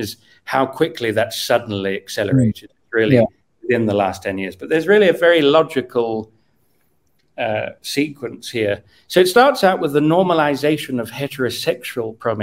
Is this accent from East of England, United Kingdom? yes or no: yes; Cambridge, East of England, United Kingdom; When I was 14 in year 8 in a very normal school in Cambridge